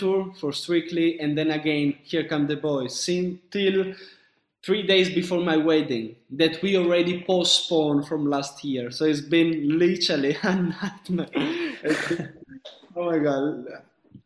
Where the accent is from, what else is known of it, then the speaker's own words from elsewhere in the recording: Sicily, Italy; moved away; also born or lived in northern Italy; I'm from Sicily. So my mom and my dad, they're in Sicily